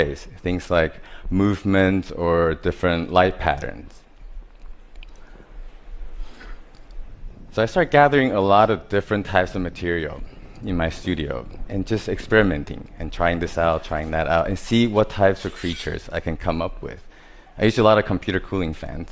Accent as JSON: {"language": "English", "country": "Taiwan", "tie": "born or raised there", "said": "I was born in Taiwan"}